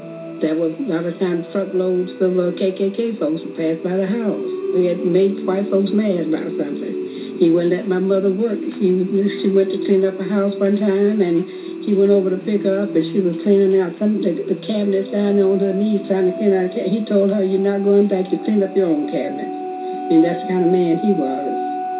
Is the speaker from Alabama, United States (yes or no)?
yes; Birmingham, Alabama, United States; I was born in Birmingham in 1936.